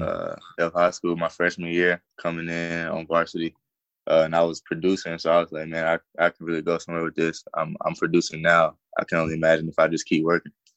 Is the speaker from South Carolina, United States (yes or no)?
yes; South Carolina, United States; it's my home state, and I take a lot of pride in being from South Carolina